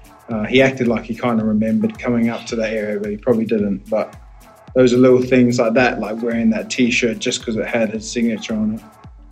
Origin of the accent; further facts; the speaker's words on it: New Zealand; moved away; when you're really young, growing up in New Zealand